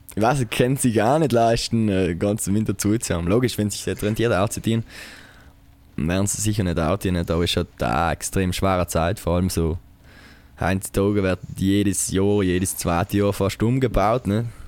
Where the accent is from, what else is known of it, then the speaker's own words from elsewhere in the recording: Taisten, Trentino-Alto Adige, Italy; Tasten, meine Heimat.